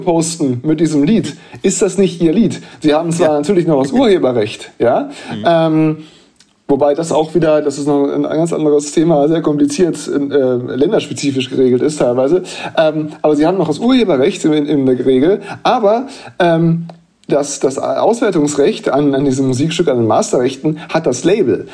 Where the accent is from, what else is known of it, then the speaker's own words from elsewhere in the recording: Bielefeld, North Rhine-Westphalia, Germany; moved away; in meiner Heimatstadt